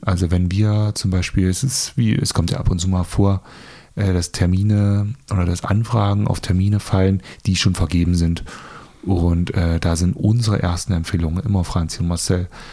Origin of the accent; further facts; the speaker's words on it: Germany; moved away; ich komme aus Ragun ursprünglich, meine Heimatstadt